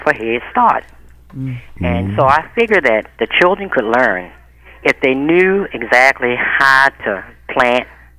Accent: Baltimore, Maryland, United States; I come from Cherry Hill 70 years ago

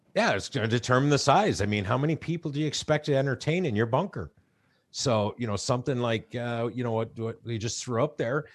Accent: Chicago, Illinois, United States; moved away; I grew up in Chicago

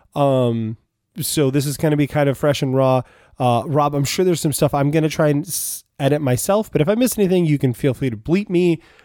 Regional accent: United States; we're from America

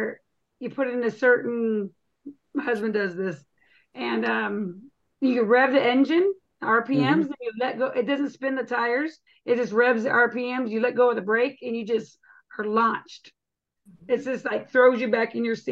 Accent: Arizona, United States; also born or lived in Washington State; now in Washington, United States; I'm originally from Arizona

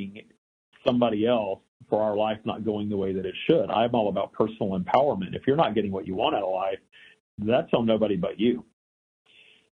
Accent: Louisiana, United States; also born or lived in Texas; I grew up in the South. I was born in Texas. I grew up in Louisiana

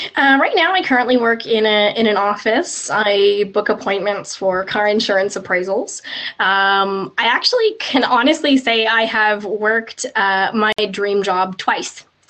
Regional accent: just outside of Vancouver, British Columbia, Canada; I'm I'm Canadian. I was born and raised in uh, in uh, just outside of Vancouver

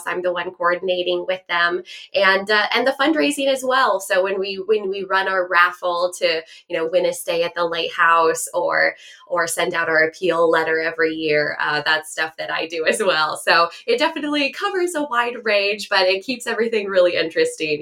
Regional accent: Bend, Oregon, United States; moved away as an adult; now in Fort Bragg, United States; I grew up in Bend, Oregon. That's where I lived all my life.

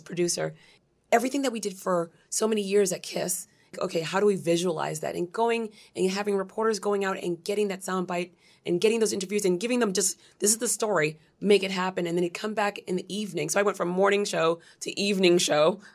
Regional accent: Brockton, Massachusetts, United States; also born or lived in Brooklyn, New York / Dorchester, Massachusetts / Cambridge, Massachusetts / Haiti; we started in Dorchester, then Cambridge and Brockton, Massachusetts, where I was raised

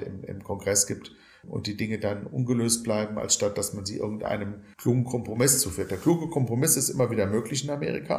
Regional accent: Germany; Ich als Deutscher

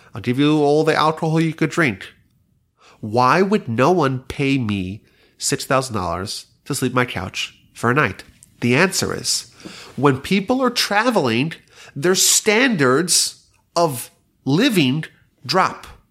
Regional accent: New York, United States; now in Houston, United States; I remember growing up in New York, it was always very cold in the Sukkah.

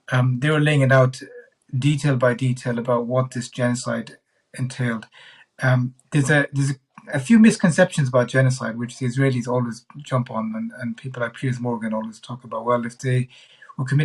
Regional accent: Ireland; as an Irish citizen

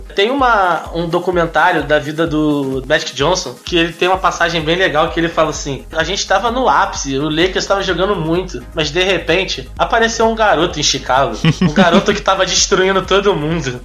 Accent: Brazil; como brasileiro

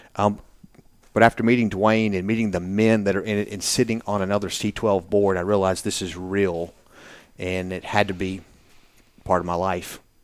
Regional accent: Birmingham, Alabama, United States; also born or lived in Naples, Florida; now in Nashville, United States; I grew up in Birmingham.

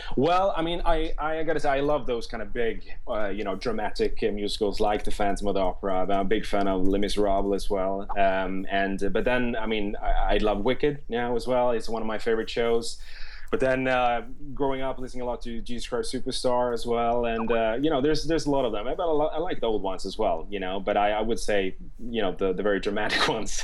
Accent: Stockholm, Stockholm County, Sweden; moved away as an adult; now in London, United Kingdom; I studied in in Stockholm, uh, where I'm born and raised

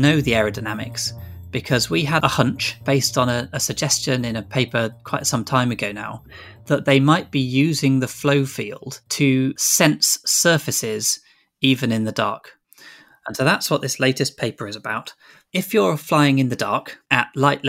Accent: Grantham, East Midlands, United Kingdom; moved away as an adult; also born or lived in Exeter; I grew up in Grantham in Lincolnshire

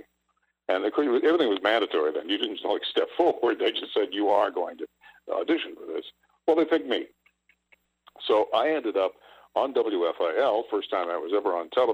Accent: Wenham, Massachusetts, United States; I was born and raised in Wenham, Massachusetts

